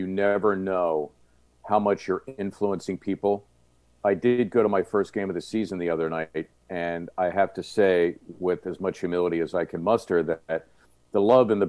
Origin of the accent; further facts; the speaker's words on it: Philadelphia, Pennsylvania, United States; When I was a kid growing up in Northeast Philly